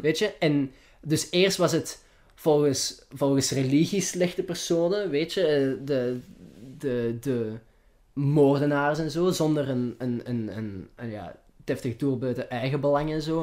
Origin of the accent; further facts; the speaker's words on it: Flanders, Belgium; accent: Flemish; mijn Vlaams accent